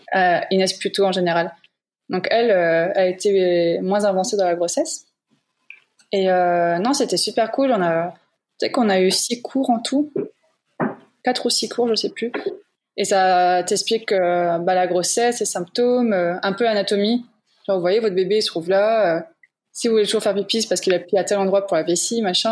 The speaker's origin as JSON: {"language": "French", "area": "Moselle", "region": "Grand Est", "country": "France", "moved": "as an adult", "lives_now": "Luxembourg", "said": "de base, je suis de Moselle en France"}